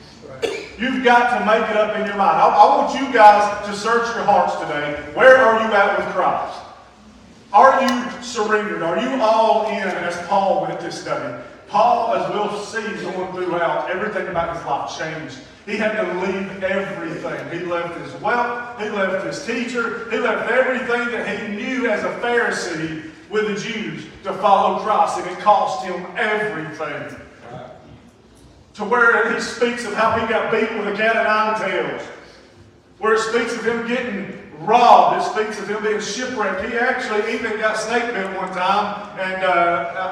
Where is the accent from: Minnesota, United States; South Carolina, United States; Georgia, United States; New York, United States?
Georgia, United States; South Whitfield; I was born in South Whitfield to an alcoholic of a dad.